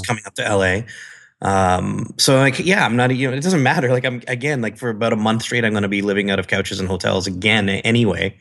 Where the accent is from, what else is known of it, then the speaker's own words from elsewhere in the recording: Canada; moved away as an adult; also born or lived in San Diego / Las Vegas / Chicago; now in California, United States; I'm from Canada. Yeah, I know, snow, I grew up with it